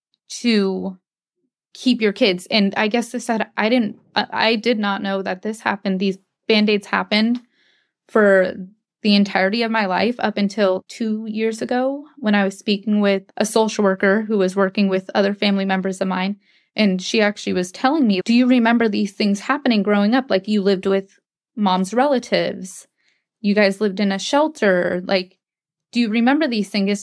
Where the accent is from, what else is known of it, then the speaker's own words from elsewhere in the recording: Anchorage, Alaska, United States; I grew up in Anchorage with my siblings until 2005.